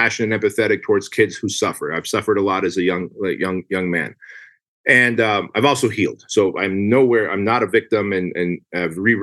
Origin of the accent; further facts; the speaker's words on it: Armenia; moved away; I come from Armenia